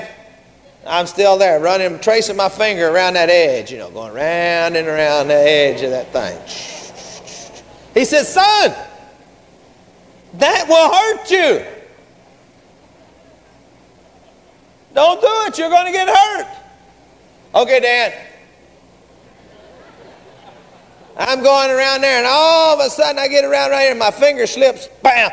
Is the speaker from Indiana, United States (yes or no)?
no; Garland, Texas, United States; We grew up together down in Garland.